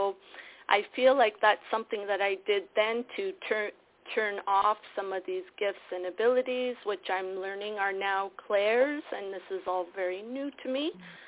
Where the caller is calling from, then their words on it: Toronto, Ontario, Canada; Yes, Ontario, Toronto.